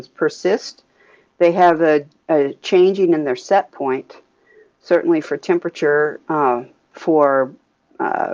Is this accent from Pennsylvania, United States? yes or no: no; Alaska, United States; I am from Alaska, and I left for graduate school and a postdoc, so I was gone for about 8 years, and came back to Alaska